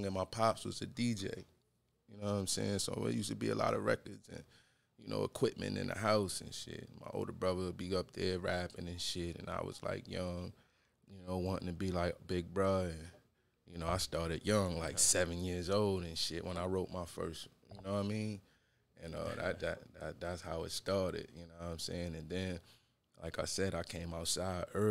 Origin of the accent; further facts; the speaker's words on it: Rochester, New York, United States; Born and raised in Rochester